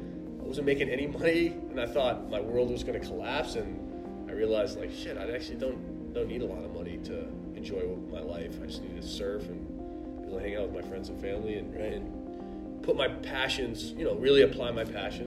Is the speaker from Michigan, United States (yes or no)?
no; Wayland, Massachusetts, United States; I'm from Wayland